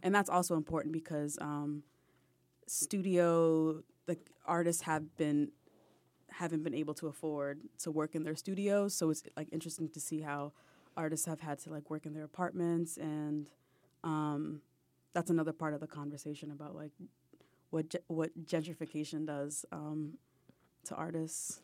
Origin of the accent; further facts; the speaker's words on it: Boston, Massachusetts, United States; now in Brooklyn, United States; I'm from Boston